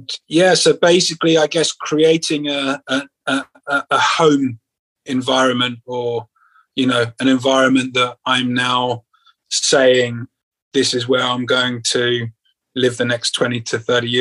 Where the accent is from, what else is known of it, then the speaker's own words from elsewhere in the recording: London, United Kingdom; moved away as an adult; also born or lived in Central America / Asia; now in Spain; I'm from London. I've got a huge network of friends and family here